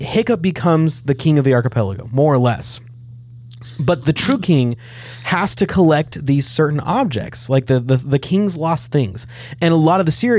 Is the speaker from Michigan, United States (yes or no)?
no; Nixa, Missouri, United States; Nixon, Missouri, where Jason Bourne is from, is my hometown